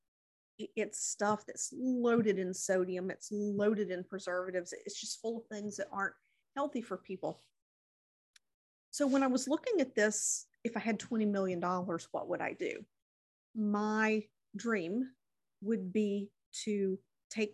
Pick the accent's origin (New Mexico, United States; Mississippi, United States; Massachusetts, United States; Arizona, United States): Mississippi, United States; in my hometown